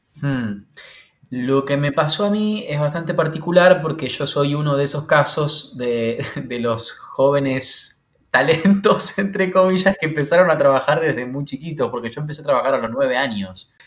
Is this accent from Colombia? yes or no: no; Santa Fe, Argentina; now in Buenos Aires, Argentina; después me instalé en Buenos Aires, porque yo soy de Santa Fe Capital